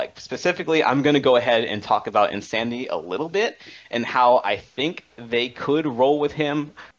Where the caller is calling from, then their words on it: Alexandria, Virginia, United States; Calling from Alexandria, Virginia.